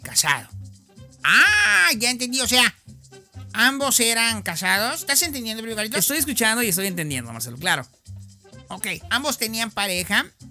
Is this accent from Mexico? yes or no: yes; Mexico; Así somos los mexicanos